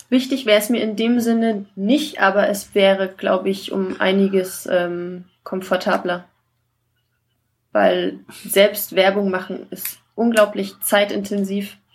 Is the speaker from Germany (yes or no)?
yes; Saxony-Anhalt, Germany; Nein, so ein Dialekt habe ich auch nicht. Ja, ich komme aus Sachsen-Anhalt, nicht aus